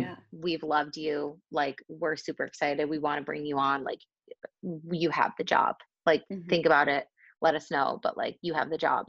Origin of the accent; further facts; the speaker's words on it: Buffalo, New York, United States; moved away as an adult; now in Madrid, Spain; i grew up in the states i'm originally from buffalo new york